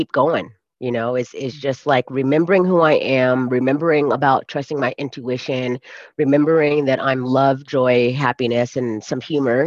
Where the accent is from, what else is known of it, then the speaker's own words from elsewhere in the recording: California, United States; moved away as an adult; now in Colorado, United States; I'm from California, and I came back to the US to live in Colorado, which is not my home